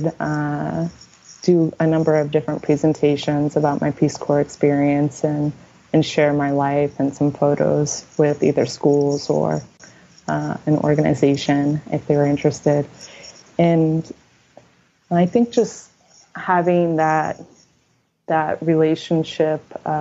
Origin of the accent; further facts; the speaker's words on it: United States; also born or lived in Uganda; as an American, I was raised to be very independent and self-sufficient